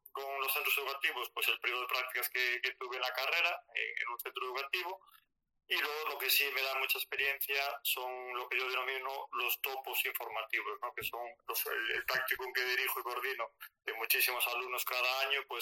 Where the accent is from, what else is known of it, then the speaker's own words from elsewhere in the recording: Galicia, Spain; accent: Galician; Como os puede decir mi acento, bueno, de Galicia, estoy en Galicia afincado